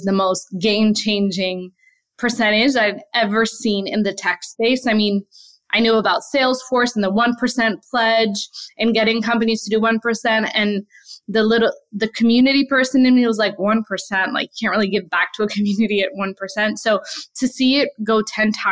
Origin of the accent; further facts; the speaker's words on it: New York City, New York, United States; also born or lived in Palestine; grew up in Brooklyn